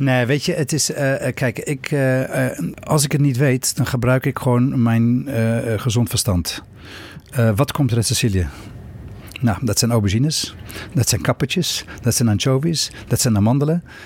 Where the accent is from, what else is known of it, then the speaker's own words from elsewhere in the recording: Cape Town, Western Cape, South Africa; now in Netherlands; Opgegroeid in Zuid-Afrika. Uh, woon al 40 jaar in Nederland